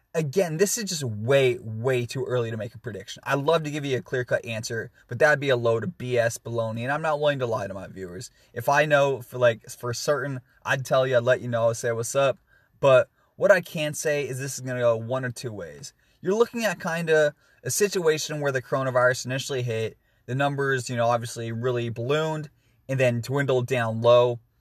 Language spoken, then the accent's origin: English; Washington, United States; my home state of Washington